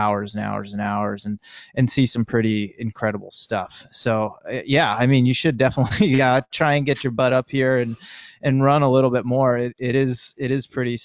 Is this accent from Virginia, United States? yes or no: no; Massachusetts, United States; moved away as an adult; also born or lived in San Diego, California / San Mateo, California / Marin, California; now in Marin County, United States; I moved to California from Massachusetts, where I'm from, in 2010